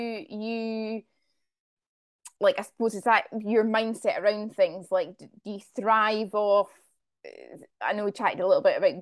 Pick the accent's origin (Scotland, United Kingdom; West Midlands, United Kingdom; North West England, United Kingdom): Scotland, United Kingdom; I'm from Scotland, we played a lot of rugby at school, rugby and hockey.